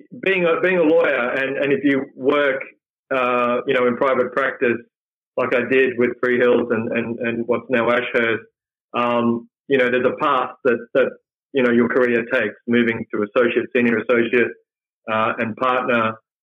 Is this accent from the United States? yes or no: no; Perth, Western Australia, Australia; also born or lived in Malaysia; So I grew up in Perth, and it was great growing up in, you know, the 70s and the 80s